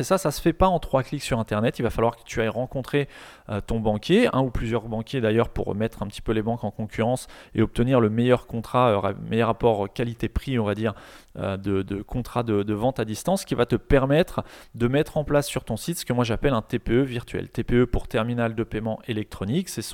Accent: Rouen, Normandy, France; je suis de Rouen

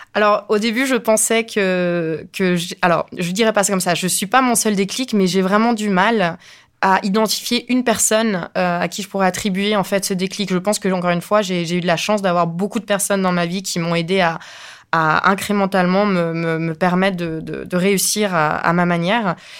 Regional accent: Spain; now in France; je suis espagnole

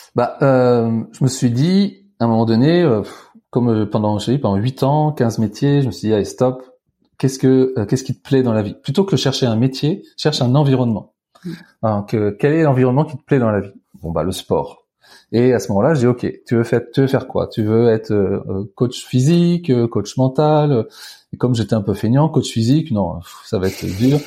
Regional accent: Tours, Centre-Val de Loire, France; j'ai grandi à, à Tours

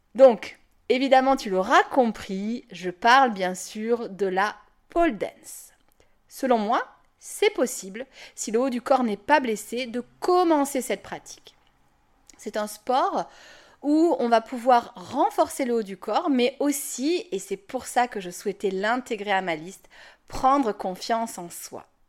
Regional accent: Toulon, Provence-Alpes-Côte d'Azur, France; moved away; je vais déménager à, Toulon. Et outre le fait de revenir dans ma région natale et de me rapprocher de ma famille

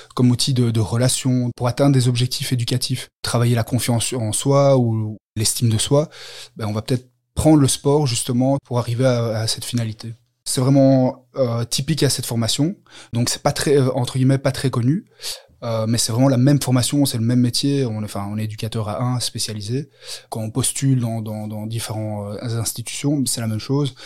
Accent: Brussels, Brussels-Capital Region, Belgium; je viens de, de Belgique, de, Bruxelles.

